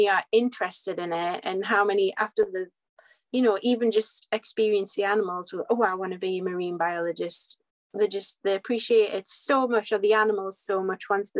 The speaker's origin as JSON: {"language": "English", "town": "Whitley Bay", "region": "North East England", "country": "United Kingdom", "accent": "Geordie/North East", "said": "So I'm in Whitley Bay, so right on the northeast coast, just on the coast across from Newcastle, hence the accent."}